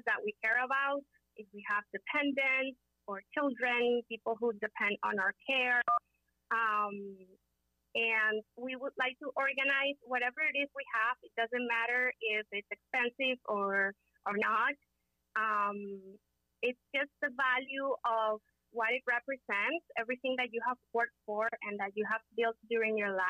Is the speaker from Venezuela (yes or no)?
yes; Caracas, Capital District, Venezuela; moved away as an adult; also born or lived in Miami, United States; now in United States; I am originally from Caracas, Venezuela. I first became an attorney over there in Venezuela.